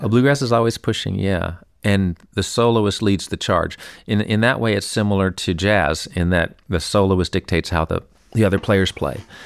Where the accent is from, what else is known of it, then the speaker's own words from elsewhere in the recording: New York City, New York, United States; I grew up here in New York City and, uh, on hundredth Street, West End